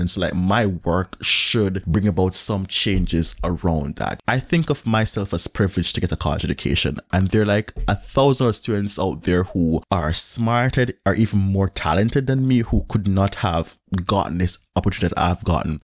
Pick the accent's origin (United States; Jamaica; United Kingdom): Jamaica; moved away as an adult; I am from Jamaica